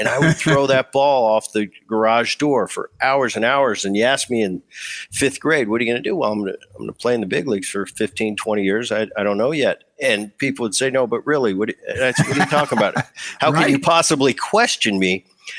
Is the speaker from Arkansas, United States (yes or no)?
no; New Jersey, United States; I grew up in Jersey, just over the bridge.